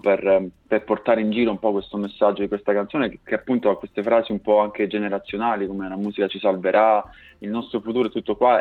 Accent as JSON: {"language": "Italian", "region": "Basilicata", "country": "Italy", "tie": "born or raised there", "moved": "as an adult", "lives_now": "Milan, Italy", "said": "io vivo a Milano da un po' di anni, ma in realtà vengo dalla Basilicata, sono originario di un paesino in provincia di Potenza"}